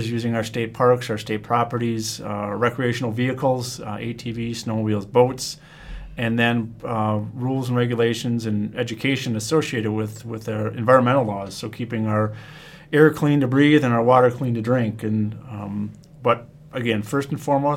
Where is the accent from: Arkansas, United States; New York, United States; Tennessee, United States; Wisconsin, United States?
Wisconsin, United States; I'm born and raised in Wisconsin